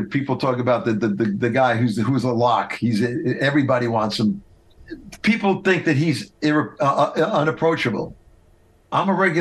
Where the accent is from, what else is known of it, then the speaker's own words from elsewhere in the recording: New York City, New York, United States; we're from Brooklyn